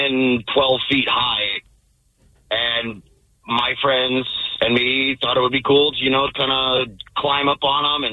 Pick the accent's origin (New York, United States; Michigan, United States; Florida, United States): Florida, United States; Panama City; now in Port Orchard, United States; this is when I grew up down in Panama City, Florida